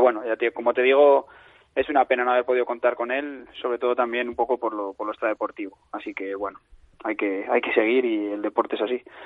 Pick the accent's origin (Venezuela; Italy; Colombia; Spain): Spain; Castile and León; soy el seleccionador de Castilla y León y soy de Castilla y León